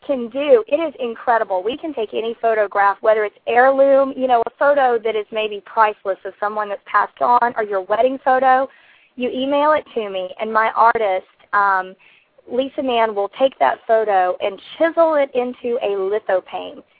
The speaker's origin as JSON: {"language": "English", "region": "South Carolina", "country": "United States", "moved": "yes", "lives_now": "Hawaii, United States", "said": "I am from South Carolina, the Palmetto State"}